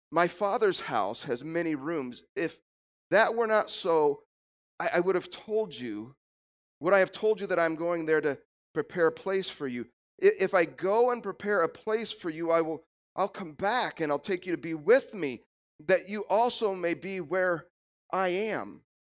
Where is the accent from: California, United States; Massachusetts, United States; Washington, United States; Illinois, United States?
Illinois, United States; moved away as an adult; also born or lived in Kansas; God called us back to my home state of Illinois